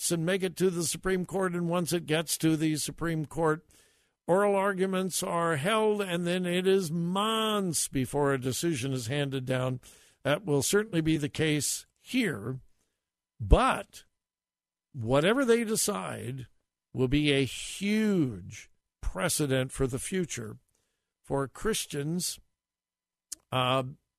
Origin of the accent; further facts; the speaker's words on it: California, United States; also born or lived in Greenville, South Carolina; I was quite proud of the fact that I was from California